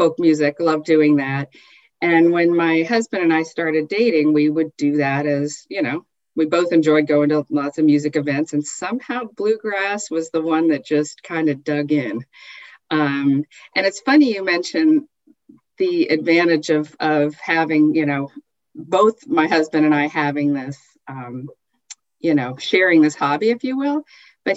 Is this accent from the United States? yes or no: yes; Southern California, United States; moved away as an adult; also born or lived in Michigan / Utah; now in Northern California, United States; I was born in Michigan, but moved to Southern California before I recalled living in Michigan, and we lived in Utah as well for a year. But I'm basically a Southern Californian since the time I was 3 years old